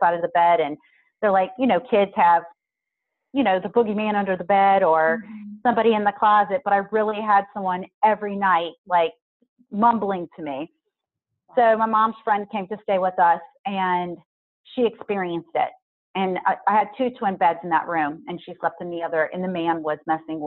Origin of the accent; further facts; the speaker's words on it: Southern Louisiana, United States; I'm originally from Southern Louisiana. I was born right outside New Orleans